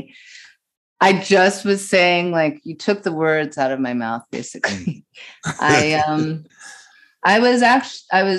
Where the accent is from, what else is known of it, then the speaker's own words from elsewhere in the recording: New York City, New York, United States; I grew up in the East Village and my parents were poets